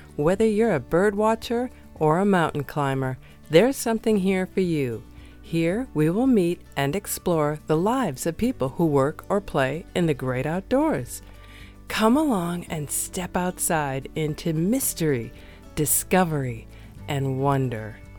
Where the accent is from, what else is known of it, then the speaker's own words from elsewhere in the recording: Wisconsin, United States; I'm from Wisconsin